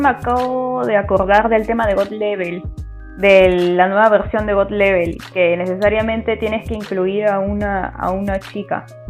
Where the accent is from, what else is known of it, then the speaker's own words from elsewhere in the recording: Peru; soy de Perú y tengo 24 años